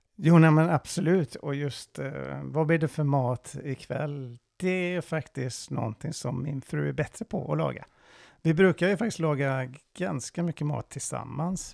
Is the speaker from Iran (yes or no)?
yes; Iran; Swedish is a second language; now in Sweden; jag är iranier